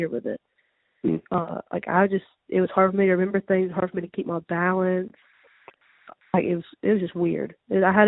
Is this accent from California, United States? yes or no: no; Tupelo, Mississippi, United States; also born or lived in Pontotoc, Mississippi; I'm originally from Tupelo. I was born there and lived there up until my 10th grade year of high school.